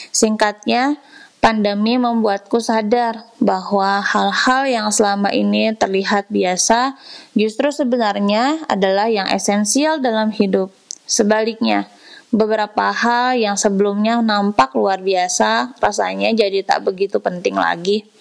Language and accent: Indonesian; Tasikmalaya, West Java, Indonesia; saat aku pulang ke desaku di sudut Tasikmalaya, aku melihat hidup orang-orang biasa yang bertani dan berkebun tetap berjalan seperti normalnya.